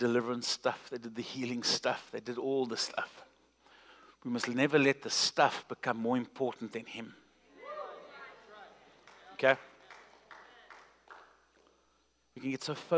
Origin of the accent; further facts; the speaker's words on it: South Africa; I'm from South Africa